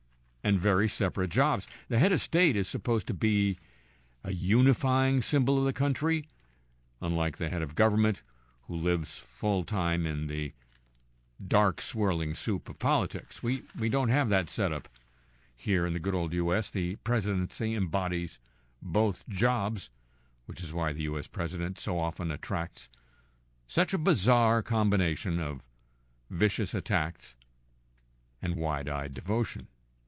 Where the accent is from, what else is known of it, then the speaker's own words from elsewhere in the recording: United States; as an American